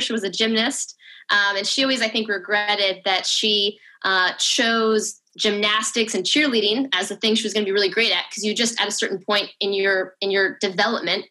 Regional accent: Yuma, Arizona, United States; moved away as an adult; I grew up in Yuma, Arizona.

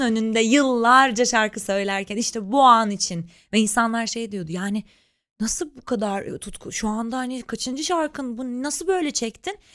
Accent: Ankara, Turkey; moved away as an adult; now in Istanbul, Turkey; ben İstanbul'da ailem yok, ben Ankaralıyım.

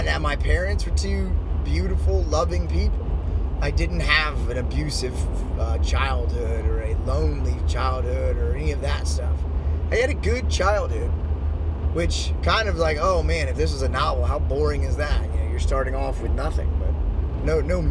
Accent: Washington, D.C. area, Maryland, United States; I grew up in and around the Washington, D.C. area

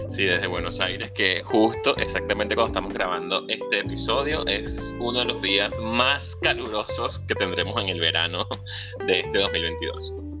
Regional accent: Venezuela; moved away

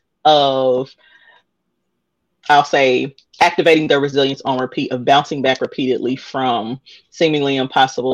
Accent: Indianapolis, Indiana, United States; I am born and raised in Indianapolis

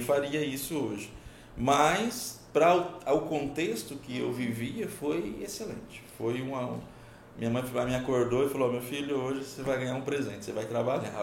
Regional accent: Pimenta Bueno, Rondônia, Brazil; born or raised there; also born or lived in Paraná

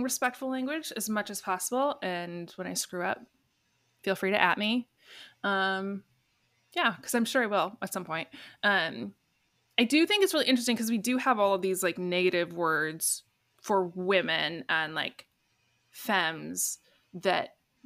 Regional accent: Tigard, Oregon, United States; Tigard, my hometown

